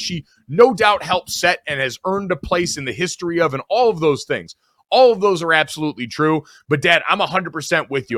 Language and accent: English; United States; as an American sports fan